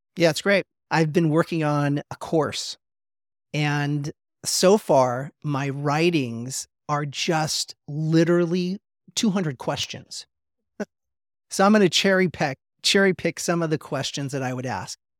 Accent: Los Angeles, California, United States; growing up in Los Angeles

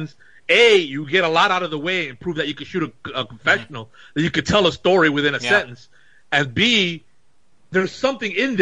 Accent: New York, United States; I was a Dominican New Yorker.

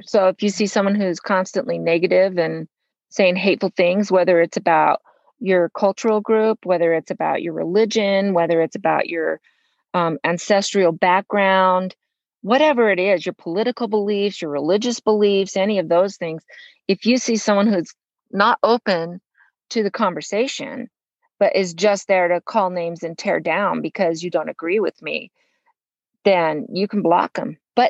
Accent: Los Angeles, California, United States; In Los Angeles. I grew up in Los Angeles. My dad was a professor at UCLA.

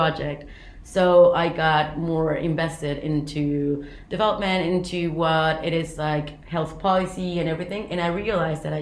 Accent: Mérida, Yucatán, Mexico; moved away as an adult; now in London, United Kingdom; I'm from Mexico. I'm from the city called Mérida in the south of Mexico, and I study uni there.

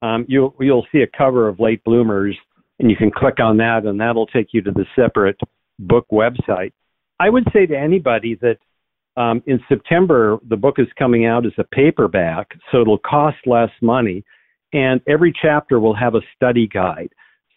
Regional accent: North Dakota, United States; But when I go back to my home state of North Dakota, I see much more common sense, or Oklahoma.

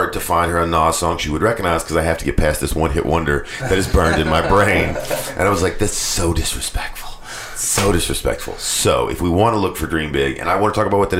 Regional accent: Morristown, Tennessee, United States; also born or lived in Knoxville, Tennessee; I'm a Morristown guy

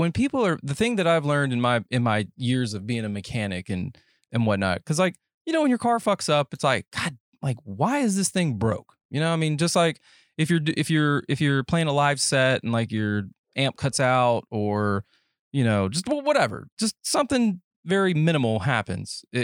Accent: Alabama, United States; I'm from Alabama

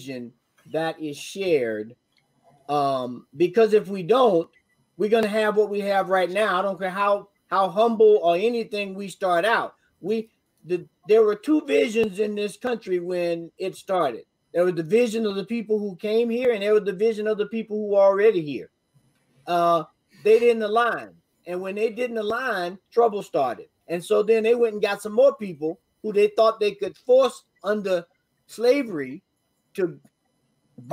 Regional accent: North Florida, United States; now in Colorado, United States; I live in Colorado. The Colorado weather patterns are the same ones right now that I grew up with in North Florida.

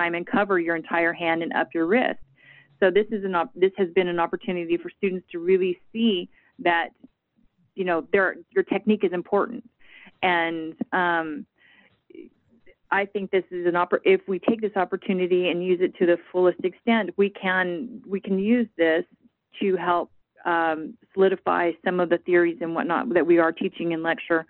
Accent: Arizona, United States; now in Texas, United States; I'm from Arizona, so the acuity staffing that I saw there was very different than what we have here in Texas.

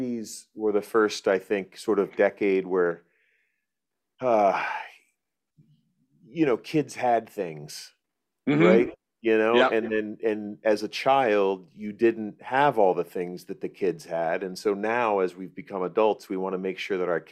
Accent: Florida, United States; I grew up in Florida

